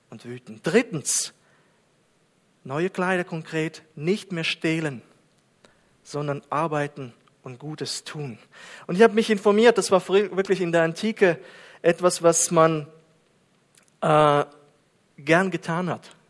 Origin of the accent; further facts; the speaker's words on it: Kazakhstan; German is a second language; Und Kasachstan, und Kasachstan, dort bin ich aufgewachsen, ist auf 122.